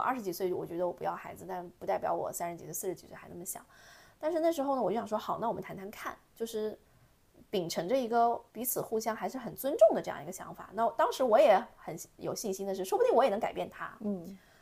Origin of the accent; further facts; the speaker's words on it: Lanzhou, Gansu, China; 我是从甘肃兰州